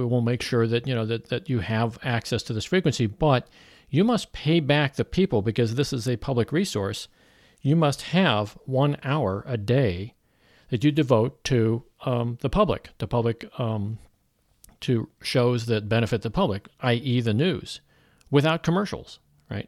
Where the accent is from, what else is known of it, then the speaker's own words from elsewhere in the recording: Missouri, United States; I'm from Missouri